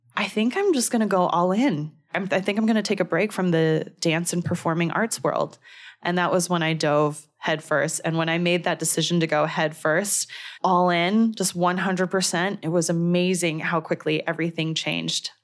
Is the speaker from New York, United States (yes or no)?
no; Danville, California, United States; I grew up in a city called Danville, California